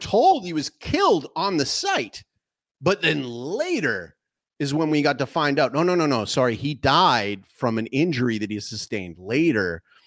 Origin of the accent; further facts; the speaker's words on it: Canada; moved away as an adult; now in Paraguay; I reside in Paraguay, um, but I'm, I'm actually a Canadian citizen